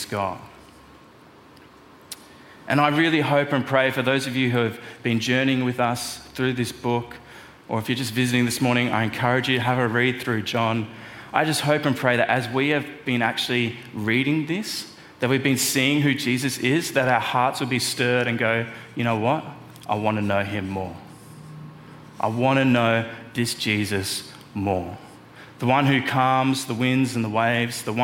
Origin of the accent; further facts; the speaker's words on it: Melbourne, Victoria, Australia; moved away; I'm from Melbourne